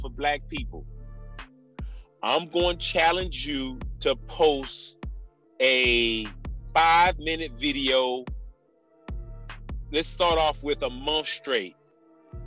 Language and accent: English; Miami to Orlando, Florida, United States; I moved from Miami to Orlando, because I was classified as gifted. From kindergarten, from pre-K to fourth grade